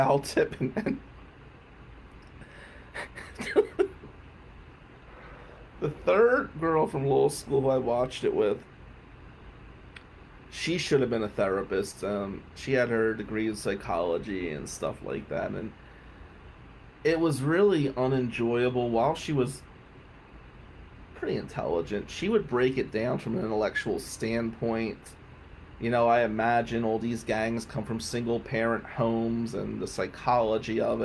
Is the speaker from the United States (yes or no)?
yes; New Jersey, United States; moved away; I'm from Jersey